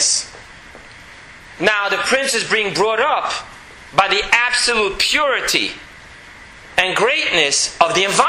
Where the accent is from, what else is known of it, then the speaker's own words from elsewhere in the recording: New York City, New York, United States; moved away as an adult; now in Jerusalem, Israel; Growing up in Borough Park